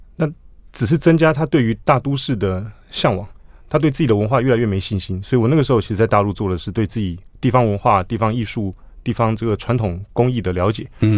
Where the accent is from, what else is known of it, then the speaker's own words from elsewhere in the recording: Taipei, Taiwan; 我们家在大龙洞